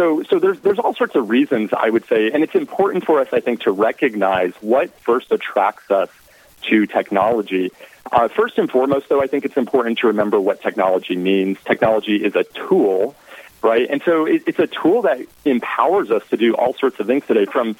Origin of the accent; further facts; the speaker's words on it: Southwest Colorado, United States; moved away as an adult; also born or lived in Florida; now in Texas, United States; So I'm originally from Southwest Colorado.